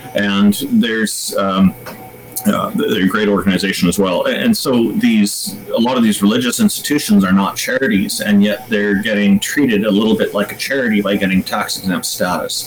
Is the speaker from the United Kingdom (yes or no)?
no; Canada; as a Canadian